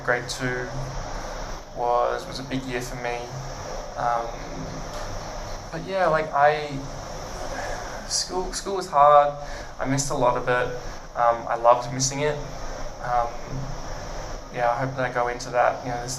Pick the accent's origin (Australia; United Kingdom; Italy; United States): Australia; Brisbane, Queensland; also born or lived in Bundaberg; I've been in Brisbane since I started school, basically.